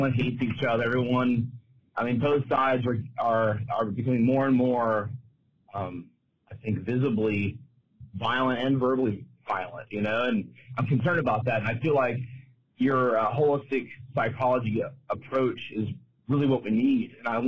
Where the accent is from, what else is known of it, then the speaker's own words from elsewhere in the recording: Mobile, Alabama, United States; I'm from Mobile, Alabama